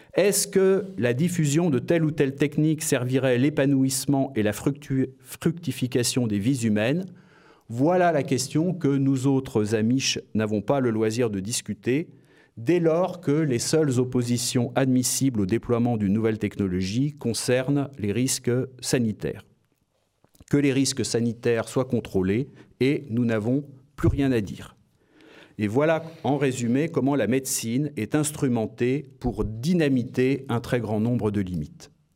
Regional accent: France; je suis français et que je me suis beaucoup consacré aux mathématiques

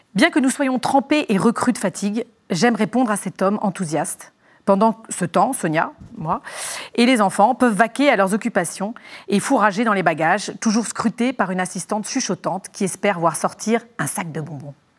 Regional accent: Légion d'honneur boarding school, Île-de-France, France; also born or lived in Dordogne; j'ai grandi à la Légion d'honneur dans, une pension de filles

